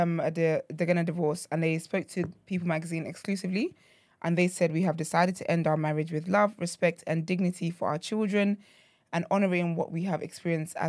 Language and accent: English; Nigeria; being Nigerian